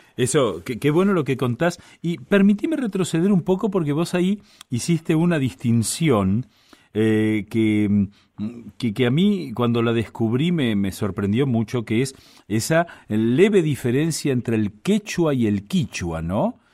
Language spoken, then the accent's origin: Spanish; Buenos Aires, Argentina; nosotros, por ejemplo, los porteños